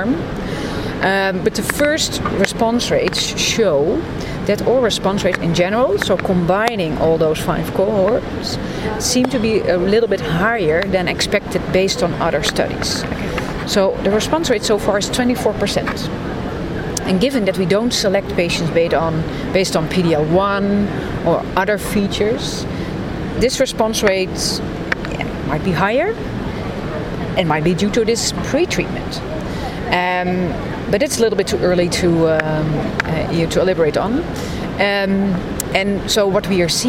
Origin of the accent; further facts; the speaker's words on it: Amsterdam, North Holland, Netherlands; I'm from Amsterdam, the Netherlands